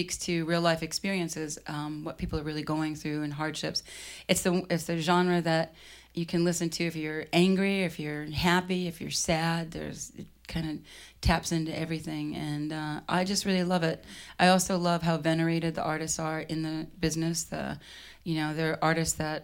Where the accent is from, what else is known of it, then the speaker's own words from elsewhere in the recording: Boston, Massachusetts, United States; also born or lived in Los Angeles / London / Ashland, Oregon; now in Portland, Oregon, United States; I grew up in Boston. Then I moved to L.A., then I moved to London, then I moved back to L.A., then I moved to Portland, Maine, then I moved to Ashland, Oregon, and then Portland, Oregon